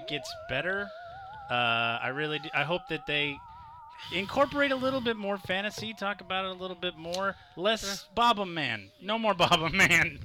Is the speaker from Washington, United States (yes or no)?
yes; Seattle, Washington, United States; I'm from Seattle